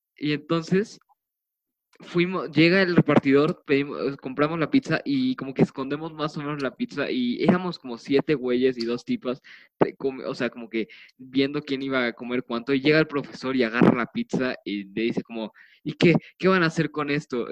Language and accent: Spanish; Mexico City, Mexico; somos de la Ciudad de México y pues todos los de la Ciudad de México fuimos un cuarto de unos güeyes de prepa